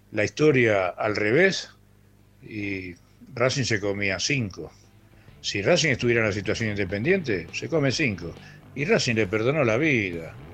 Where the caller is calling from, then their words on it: José Mármol, Buenos Aires Province, Argentina; Hola Ramiro, hola equipo … de José Mármol